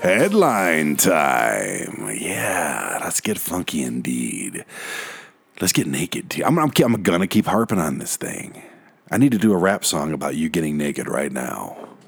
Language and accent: English; Detroit, Michigan, United States; now in Colorado, United States; I'm from Detroit